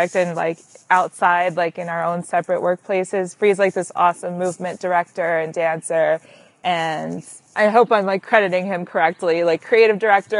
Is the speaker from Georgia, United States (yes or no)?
no; Long Island, New York, United States; I'm from Long Island.